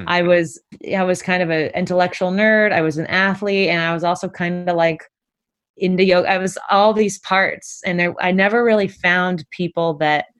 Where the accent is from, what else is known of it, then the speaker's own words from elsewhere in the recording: Concord, California, United States; moved away as an adult; also born or lived in Portland, Oregon / Walnut Creek, California / Santa Barbara, California; now in New York City, United States; I was born in Portland, Oregon, but when I was three, I moved to the Bay Area. So I grew up in Concord and Walnut Creek, which is in the Bay, East Bay.